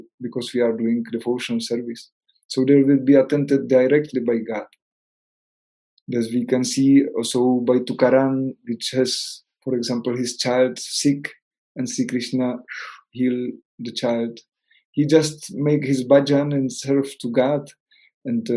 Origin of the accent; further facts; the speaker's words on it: Czechia; English is a second language; moved away as an adult; also born or lived in Spain; I am from Czech Republic, no, I am not from Spain. So I was living some time in Spain